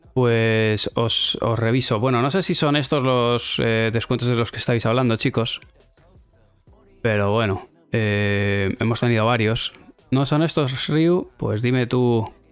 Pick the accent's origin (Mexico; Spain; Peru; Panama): Spain; somos españoles